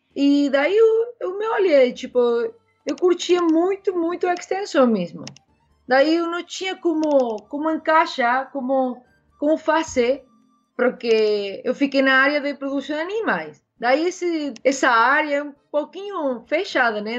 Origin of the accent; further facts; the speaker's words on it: Córdoba, Argentina; Portuguese is a second language; moved away as an adult; now in New Zealand; eu sou de Córdoba, né, da, da capital.